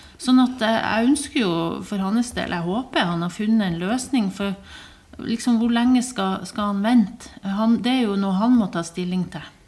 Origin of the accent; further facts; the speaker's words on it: Bodø, Nordland, Norway; historie fra Bodø når jeg vokste opp eh, på 80-tallet